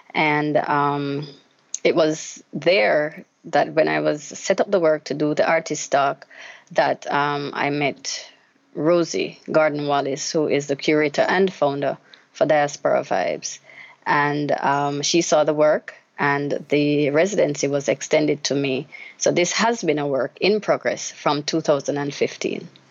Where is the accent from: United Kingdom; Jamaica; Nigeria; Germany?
Jamaica; Growing up in Jamaica as a child